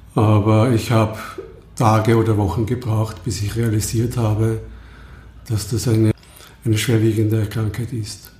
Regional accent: Lower Austria, Austria; ich komme aus Niederösterreich

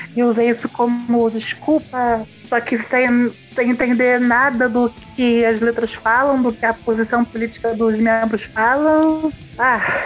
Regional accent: Rio de Janeiro, Brazil; also born or lived in Germany; a cena do Rio de Janeiro, que é de onde eu sou, onde eu moro

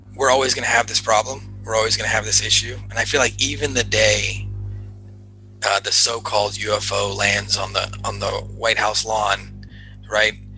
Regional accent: Los Angeles, California, United States; growing up in Los Angeles, you're like surrounded by by the movie industry

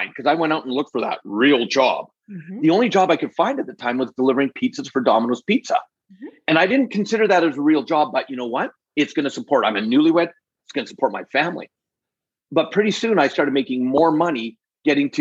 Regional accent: Alberta, Canada; also born or lived in British Columbia; Born and raised in Canada, born in BC, but raised mostly in Alberta. And that's where I live today.

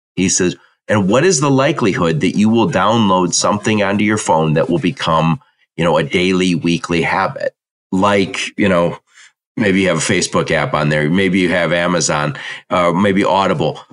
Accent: Dearborn, Michigan, United States; I'm from Dearborn, Michigan, and we have a mall that was like Disneyland when it opened, but I was like 16 when it opened

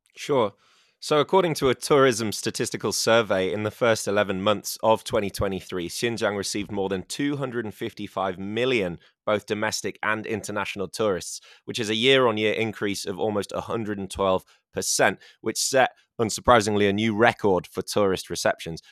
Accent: England, United Kingdom; now in China; I'm from England

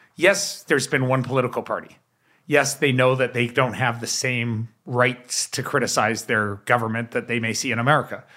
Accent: Canada

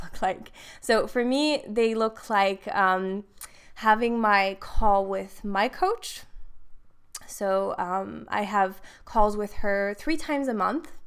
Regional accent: Switzerland; moved away as an adult; now in Dubai, United Arab Emirates; I am from Switzerland, but living in Dubai

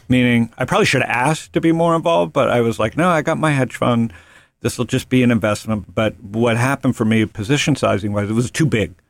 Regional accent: Toronto, Ontario, Canada; When I grew up in Toronto in the seventies and early eighties, my formative teen years

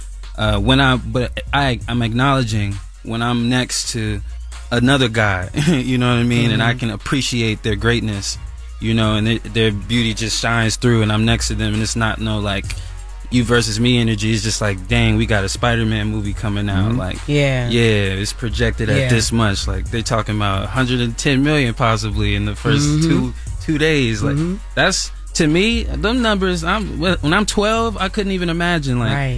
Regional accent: Lithonia, Georgia, United States; I grew up in Lithonia, Georgia. I used to have two pairs of sneakers.

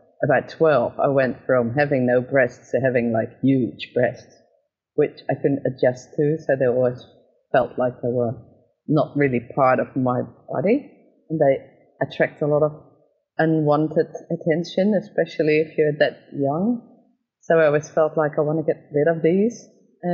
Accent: Netherlands; moved away as an adult; also born or lived in Australia; I'm actually from the Netherlands originally, but before this I lived in Australia for almost 9 years

